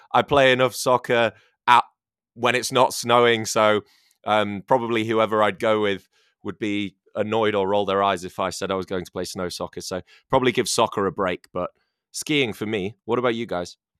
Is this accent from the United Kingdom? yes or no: yes; England, United Kingdom; now in China; I'm from England